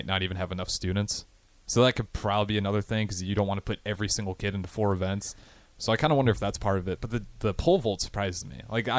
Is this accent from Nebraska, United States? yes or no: yes; Hartington, northeast Nebraska, United States; I'm from Harrington, which is northeast Nebraska